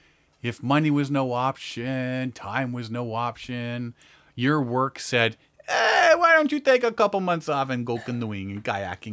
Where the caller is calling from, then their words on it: Bolivia; I am calling from Bolivia.